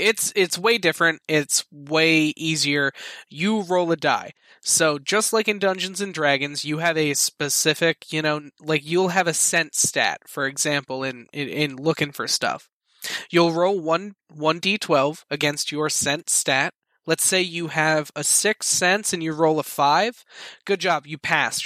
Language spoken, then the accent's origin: English; Philadelphia, Pennsylvania, United States; I am from Philadelphia